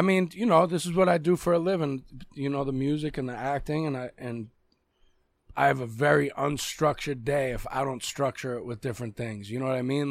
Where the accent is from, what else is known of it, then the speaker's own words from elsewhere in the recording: Boston, Massachusetts, United States; accent: Boston; My real accent is a Boston accent.